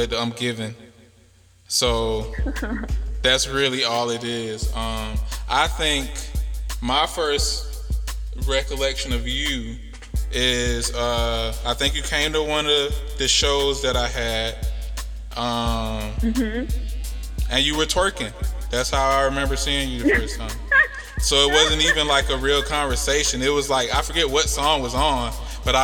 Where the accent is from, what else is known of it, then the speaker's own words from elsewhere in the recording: United States; I'm from America